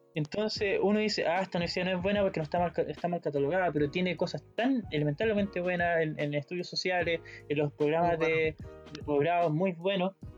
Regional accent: Molina, Maule, Chile; yo soy de Molina

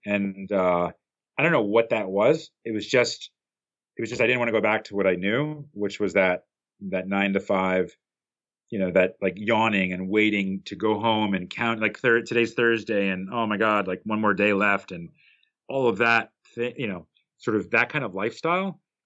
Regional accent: New Jersey, United States; I grew up in New Jersey, which is about four miles outside of uh, at least the part that I grew up in was about about four miles outside of uh, New York City.

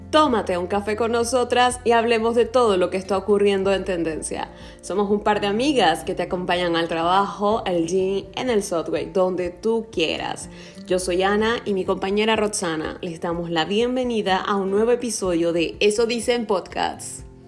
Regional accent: Venezuela; now in France; nuestra cultura venezolana o latina

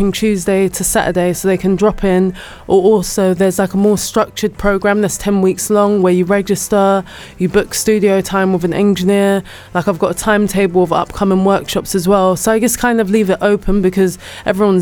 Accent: London, United Kingdom; That's not where I grew up, but I am from North London

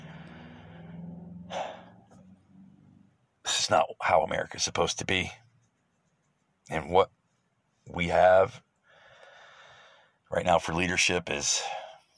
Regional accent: United States; As an American

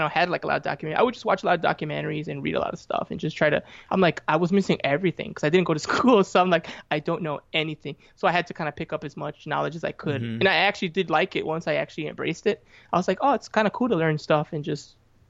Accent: Chicago, Illinois, United States; I'm from Chicago, and you know, the Midwest

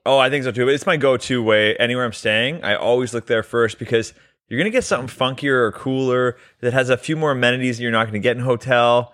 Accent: Canada; We're both Canadian

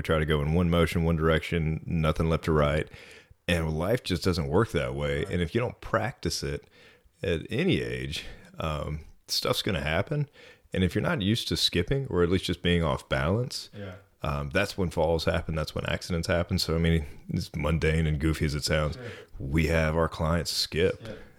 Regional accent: Atlanta, Georgia, United States; also born or lived in Dahlonega / Athens; I'm originally from Atlanta, Georgia. My dad was a Methodist minister, so we moved all over North Georgia.

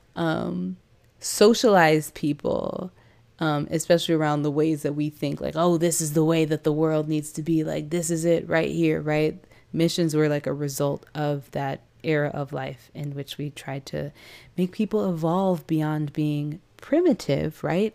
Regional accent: San Diego, California, United States; I was raised in San Diego, California

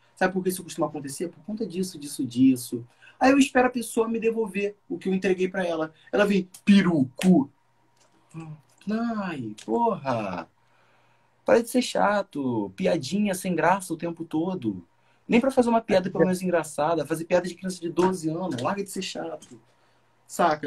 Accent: São Gonçalo, Rio de Janeiro, Brazil; Sou de São Gonçalo

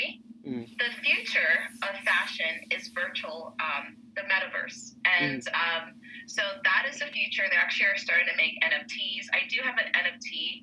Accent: Miami, Florida, United States; now in New York City, United States; I'm actually from Miami originally

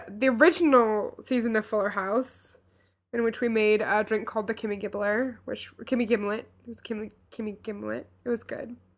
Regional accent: Louisville, Kentucky, United States; moved away; we went back to my hometown

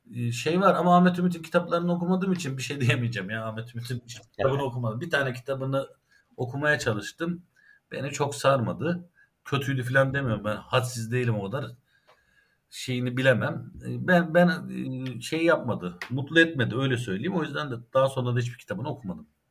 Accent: Ankara, Turkey; also born or lived in Erzincan (ancestral); Cebeci Asri mezarlığının yanında büyüdüm.

